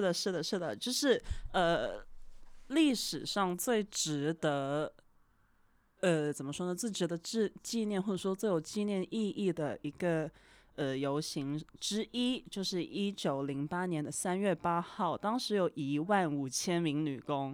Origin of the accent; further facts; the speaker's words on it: Guangdong, China; 我是广东人嘛嗯。从小看港产片长大